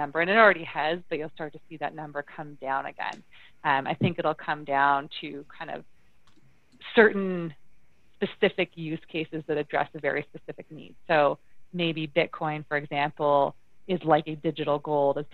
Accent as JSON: {"language": "English", "region": "Ontario", "country": "Canada", "also_born_or_lived": "Toronto", "moved": "as an adult", "lives_now": "Calgary, Canada", "said": "I do sit in Alberta, and I am from Ontario."}